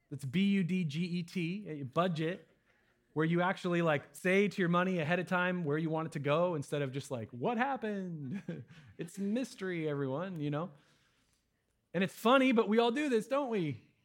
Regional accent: United States; I'm an American

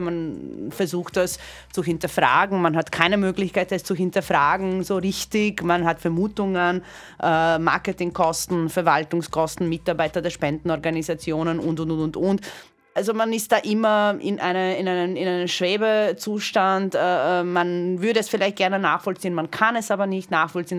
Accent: Croatia; moved away; ich bin gebürtige Kroatin

